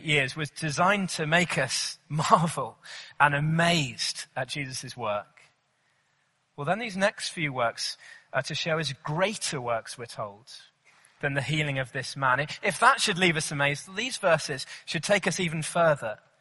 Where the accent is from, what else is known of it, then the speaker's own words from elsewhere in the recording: Cornwall, South West England, United Kingdom; I grew up in Cornwall, beautiful sunny southwest of England